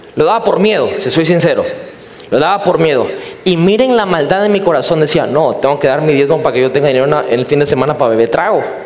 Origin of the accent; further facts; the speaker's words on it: Mexico; soy cristiano, soy, pero soy mexicano